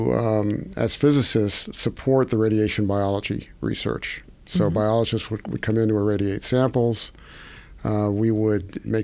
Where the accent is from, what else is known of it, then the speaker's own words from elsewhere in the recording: New York, United States; I was born in New York.